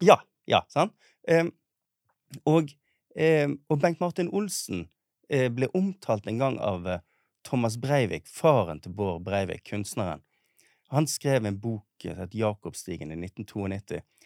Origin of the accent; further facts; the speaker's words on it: Bergen, Vestland, Norway; also born or lived in Oslo; det å være bergenser. Eh, som jeg kjenner fra min oppvekst